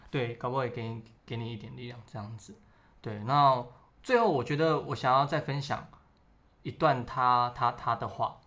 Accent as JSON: {"language": "Chinese", "country": "Taiwan", "tie": "born or raised there", "also_born_or_lived": "Keelung", "moved": "as an adult", "lives_now": "Taipei, Taiwan", "said": "我是从小就是在乡下长大"}